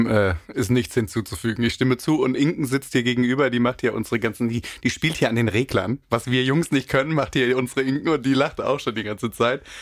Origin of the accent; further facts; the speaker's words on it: Cologne, North Rhine-Westphalia, Germany; Also ich bin ja auch Kölner und äh, viele im ja. Karneval unterwegs